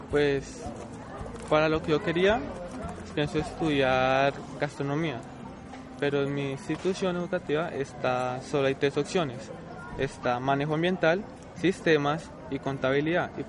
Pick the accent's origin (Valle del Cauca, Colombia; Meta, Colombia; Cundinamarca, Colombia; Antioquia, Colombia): Meta, Colombia; Villavicencio; Yo soy de aquí de Villavicencio.